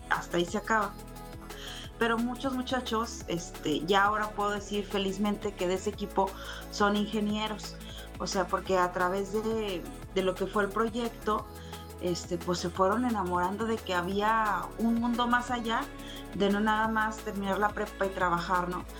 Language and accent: Spanish; Torreón, Coahuila, Mexico; orgullosamente de La Laguna